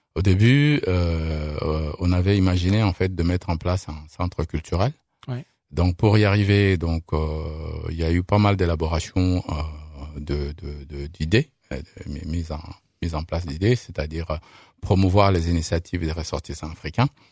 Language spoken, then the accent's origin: French; France; also born or lived in Saint-Étienne; on est français